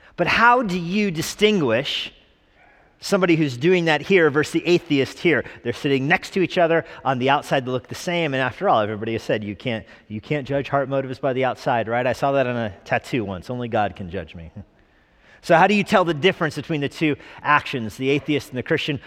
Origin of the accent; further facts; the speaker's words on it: Albuquerque, New Mexico, United States; moved away; growing up in Albuquerque, New Mexico